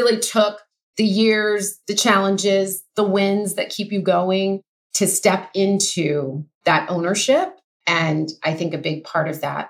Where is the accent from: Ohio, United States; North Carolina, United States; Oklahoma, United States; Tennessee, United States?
Oklahoma, United States; moved away as an adult; now in Los Angeles, United States; I grew up in Oklahoma, went to college there, moved